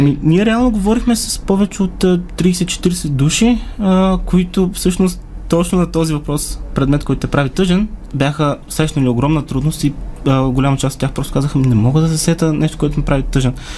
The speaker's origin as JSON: {"language": "Bulgarian", "town": "Sliven", "region": "Sliven Province", "country": "Bulgaria", "said": "От Надежда съм"}